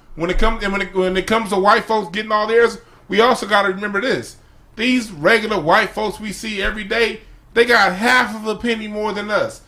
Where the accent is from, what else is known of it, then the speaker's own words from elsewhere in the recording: Los Angeles, California, United States; where I grew up on Crenshaw Rodeo